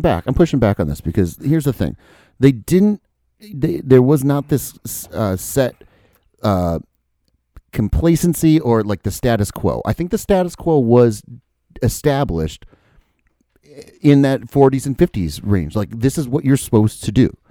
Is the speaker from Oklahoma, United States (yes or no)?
no; Dubuque, Iowa, United States; also born or lived in Florida; I moved up to Dubuque.